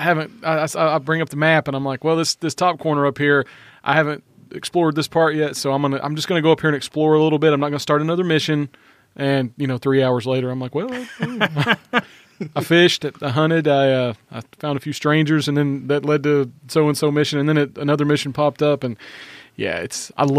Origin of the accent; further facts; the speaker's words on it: the South, United States; accent: southern; my southern accent's not terrible